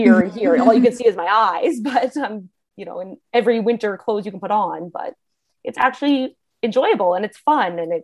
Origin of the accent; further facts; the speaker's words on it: Canada; also born or lived in Alberta; I'm from Canada